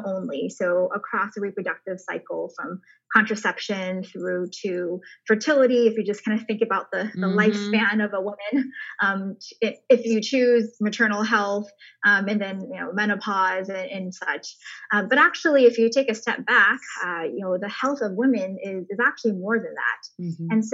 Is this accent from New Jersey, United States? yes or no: no; Michigan, United States; also born or lived in China; my family is originally from China, and we moved to Michigan when I was a toddler. So grew up there